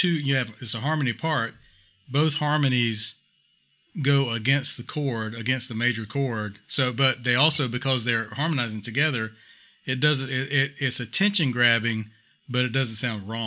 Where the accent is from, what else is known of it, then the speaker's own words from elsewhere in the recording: Saskatchewan, Canada; northern Great Plains of Saskatchewan, my hometown.